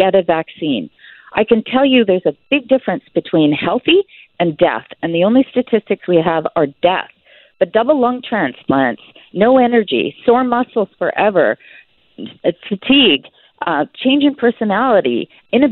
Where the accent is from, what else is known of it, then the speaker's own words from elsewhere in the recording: Canada; as a Canadian on Canadian soil